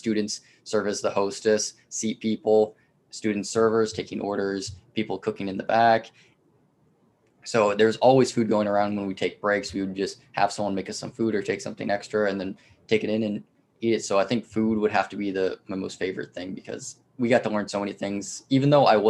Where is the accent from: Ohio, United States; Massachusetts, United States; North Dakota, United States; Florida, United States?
Florida, United States; Leesburg; now in DeLand, United States; I'm born and raised in Leesburg, Florida